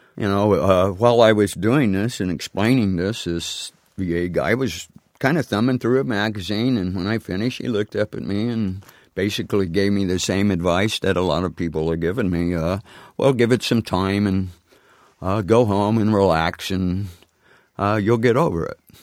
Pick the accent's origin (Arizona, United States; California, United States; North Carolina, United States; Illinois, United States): Arizona, United States; near Phoenix; got a plane from Seattle to, uh, Phoenix, uh, where I was near my home